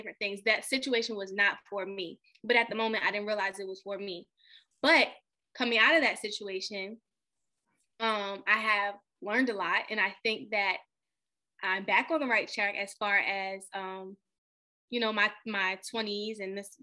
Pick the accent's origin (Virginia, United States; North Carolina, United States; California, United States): Virginia, United States; Richmond; moved away as an adult; also born or lived in Newport News, Virginia; now in Maryland, United States; I'm from Richmond, but I went straight to Maryland basically after graduation